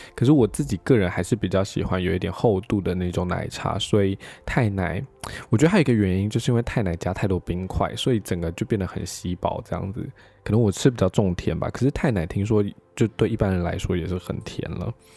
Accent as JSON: {"language": "Chinese", "country": "Taiwan", "said": "我们是从台湾飞过来"}